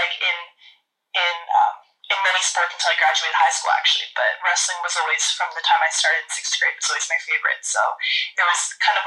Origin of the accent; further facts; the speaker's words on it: Alberta, Canada; moved away as an adult; also born or lived in Vancouver, British Columbia; I'm Canadian. I was born in a small town in the province of Alberta. And then after high school, I moved to British Columbia, Vancouver